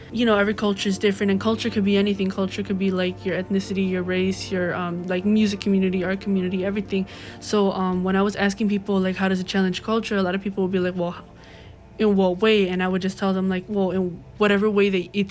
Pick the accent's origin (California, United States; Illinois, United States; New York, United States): Illinois, United States; Chicago; I'm from the West Lawn community